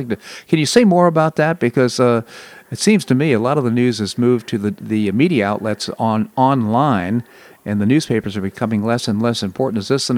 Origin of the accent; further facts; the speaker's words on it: Washington, District of Columbia, United States; moved away; I grew up in the Washington, D.C. area.